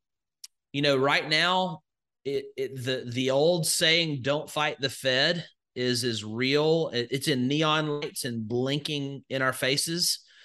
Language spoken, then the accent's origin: English; Alabama, United States; So I grew up in Northwest Alabama, just in the middle of nowhere. So just think of all the stereotypes that you could come up with. And that's where I grew up.